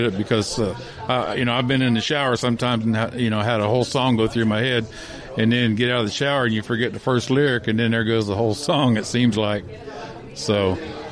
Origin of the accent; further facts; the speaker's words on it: Phoenix, Arizona, United States; now in Florida, United States; I'm originally from Phoenix, Arizona, and I moved down to Florida in about 1983.